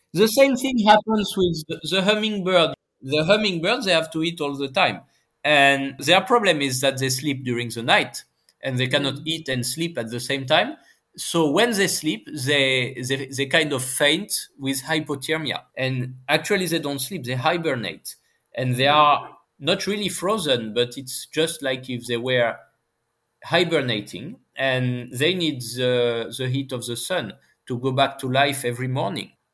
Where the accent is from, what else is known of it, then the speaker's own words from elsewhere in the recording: France; accent: French; English is a second language; my horrible French accent